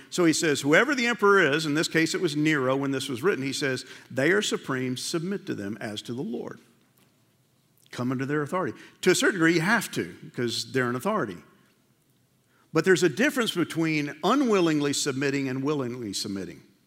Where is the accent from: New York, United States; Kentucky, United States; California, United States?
New York, United States; I grew up in New York